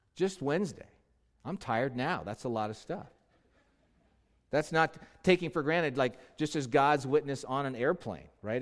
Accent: Los Angeles, California, United States; Los Angeles, my hometown

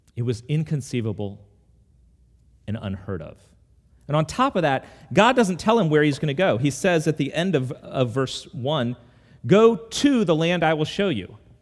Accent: United States; also born or lived in Charlottesville, Virginia; I ended up a hundred miles away in Charlottesville, and now I'm back in my hometown

